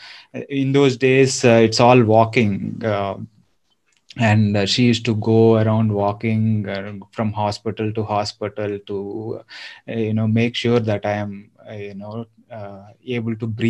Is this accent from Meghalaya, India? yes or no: no; Eluru, Andhra Pradesh, India; also born or lived in Hyderabad; now in Bangalore, India; I am from Andhra. So I'm from a town called Eluru, and I've lived for about 10 years in Hyderabad